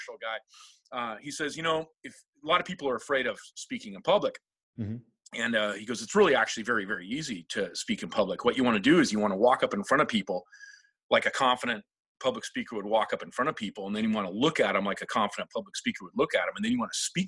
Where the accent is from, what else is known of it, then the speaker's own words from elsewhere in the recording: Seattle, Washington, United States; I'm originally from Seattle, and the original Seattle culture is a Norwegian culture